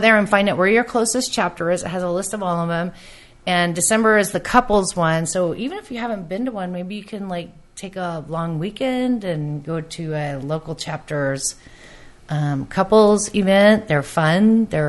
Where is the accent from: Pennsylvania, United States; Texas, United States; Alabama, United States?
Alabama, United States; Mobile; I was born in Mobile.